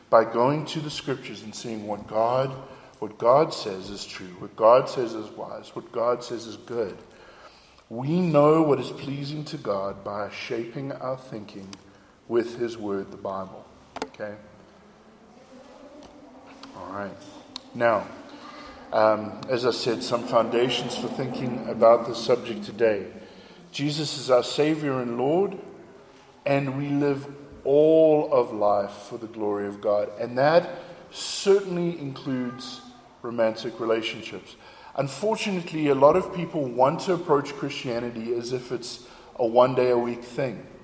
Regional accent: South Africa; accent: South African; now in United States; But after 12 years in America, uh, my accent was very, very confused. Okay? And I, I loved my South African accent. I didn't want to lose my South African accent.

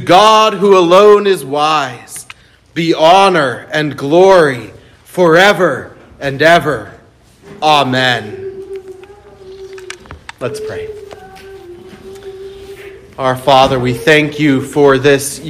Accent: United States; I'm an American

